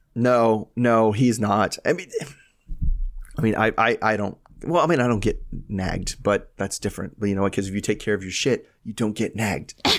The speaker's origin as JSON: {"language": "English", "country": "United States", "said": "I'm American"}